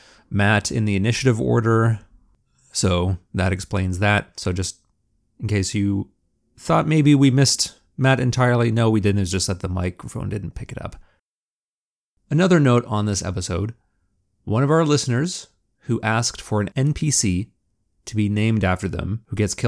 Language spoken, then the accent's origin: English; Canada; That's part of being Canadian